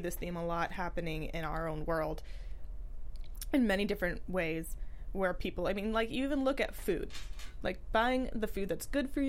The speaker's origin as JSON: {"language": "English", "town": "San Francisco", "region": "California", "country": "United States", "tie": "born or raised there", "said": "growing up in San Francisco"}